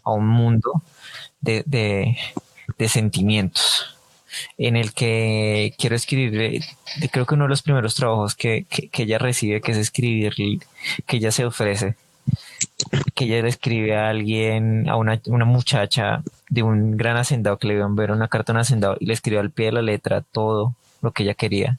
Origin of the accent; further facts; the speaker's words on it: Colombia; nuestro dialecto colombiano, porque pues acá en Colombia